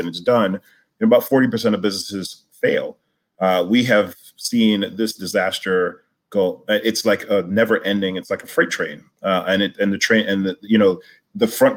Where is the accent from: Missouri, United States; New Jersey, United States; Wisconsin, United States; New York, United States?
New York, United States; New York City; I live in Brooklyn, where I grew up and still remain